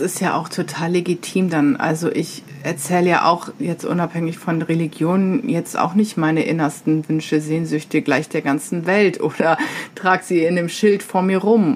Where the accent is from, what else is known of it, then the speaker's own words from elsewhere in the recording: Diocese of Osnabrück, Lower Saxony, Germany; moved away; ich komme zwar aus dem Bistum Osnabrück